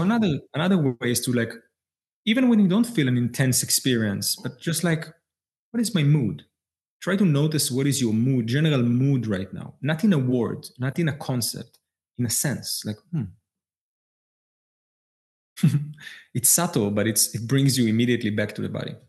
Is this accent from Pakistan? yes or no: no; Israel; I was born in Israel.